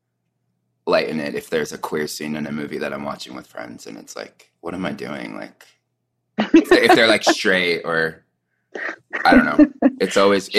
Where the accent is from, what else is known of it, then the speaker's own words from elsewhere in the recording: Southern California, United States; now in Salt Lake City, United States; I grew up in Southern California, so it wasn't like I was in the epicenter. Like, I live in Salt Lake City now